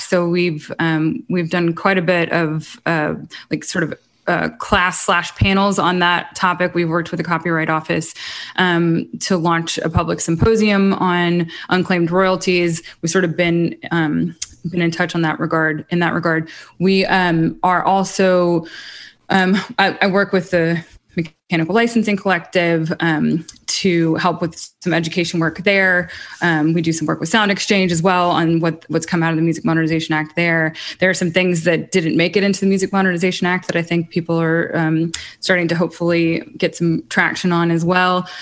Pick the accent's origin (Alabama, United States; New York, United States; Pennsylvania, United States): Alabama, United States; Muscle Shoals; also born or lived in Hawaii / Los Angeles; now in Nashville, United States; I'm also from Muscle Shoals, Alabama, so very much still a part of that community